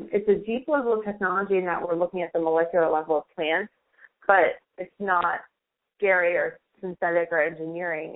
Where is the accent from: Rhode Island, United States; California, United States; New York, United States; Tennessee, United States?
Rhode Island, United States; I'm from Rhode Island